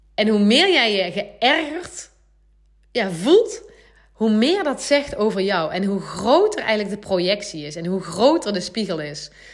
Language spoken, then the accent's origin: Dutch; Gemert, North Brabant, Netherlands; also born or lived in Nuenen, North Brabant; Ik woon nu eh, in Nune, een dorpje in Brabant. En ik kom oorspronkelijk eigenlijk uit Gemert, dat is nog, nog wel meer platteland.